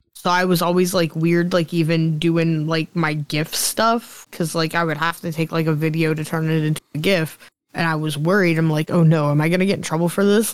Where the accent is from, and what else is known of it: Chippewa, Pennsylvania, United States; born or raised there